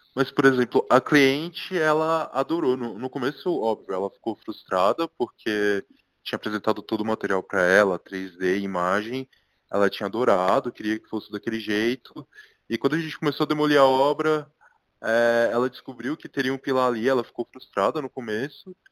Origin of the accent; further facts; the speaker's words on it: Licínio de Almeida, Bahia, Brazil; moved away as an adult; now in São Paulo, Brazil; eu sou de uma cidade minúscula do interior da Bahia, chamada Licinho de Almeida